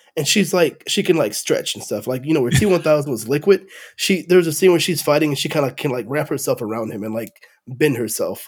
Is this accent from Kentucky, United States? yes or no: no; Texas, United States; as a Texan